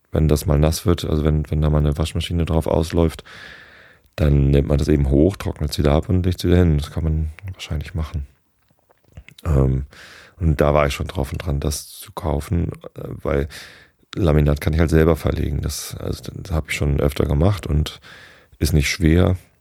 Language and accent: German; Wistedt, Lower Saxony, Germany; in Hamburg oder beziehungsweise in Wistedt, wo ich aufgewachsen bin